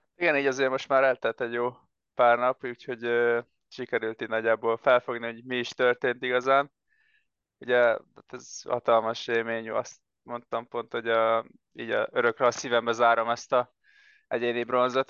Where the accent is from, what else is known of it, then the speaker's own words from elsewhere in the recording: Siófok, Somogy, Hungary; én Siófoki vagyok, és Siófokon nekünk van egy éttermünk